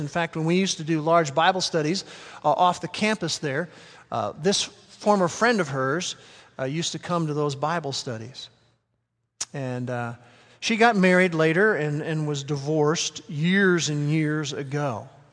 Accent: Norman, Oklahoma, United States; first language English; I grew up in this part of the world

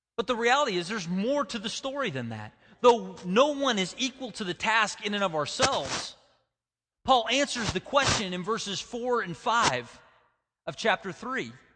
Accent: United States

